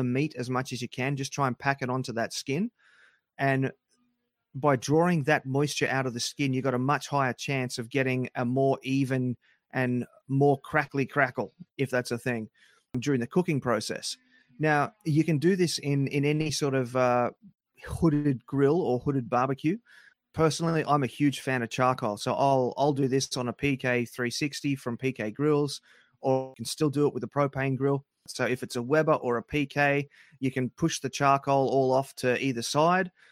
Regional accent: Australia; my wife's American and I'm Australian

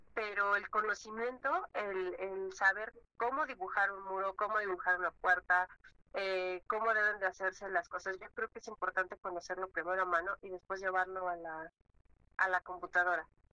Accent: Mexico; los mexicanos tenemos esa chispa

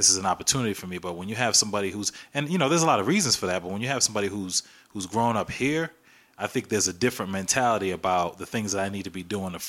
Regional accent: United States; This is my home. I am American. I was like, I get that, because I was born here too. I'm an American citizen.

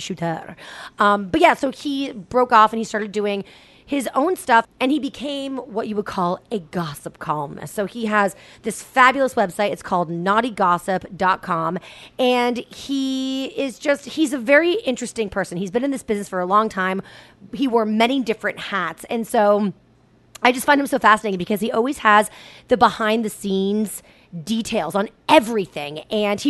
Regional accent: Boston, Massachusetts, United States; I'm a Boston girl. I'm a Boston native. It's my hometown.

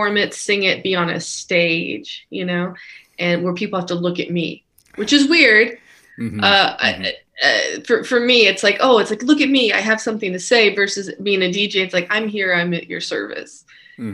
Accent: Rock, West Virginia, United States; also born or lived in Boston / New York / San Francisco; now in Los Angeles, United States; I'm originally from Rock, West Virginia. So I'm from a fairly rural area.

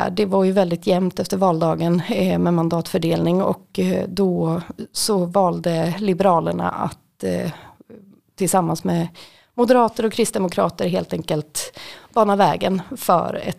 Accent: Västmanland, Sweden; det ligger då också utanför Västerås som är väldigt nära där jag kommer ifrån.

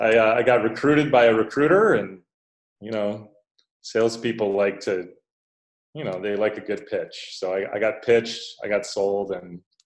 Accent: Minneapolis, Minnesota, United States; moved away as an adult; also born or lived in Japan; now in Antananarivo, Madagascar; I'm from Minneapolis, Ryan, and I currently live in Antananarivo, which is the capital of Madagascar

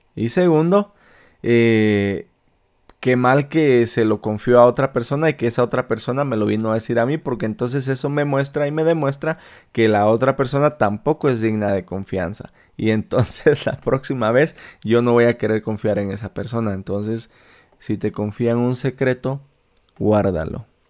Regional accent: Malacatán, San Marcos, Guatemala; now in Utah, United States; de mi pueblo natal de Malacatán, San Marcos, Guatemala

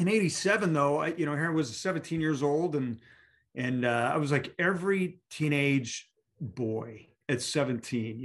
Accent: Alaska, United States; I was that kid, you know, growing up in Alaska

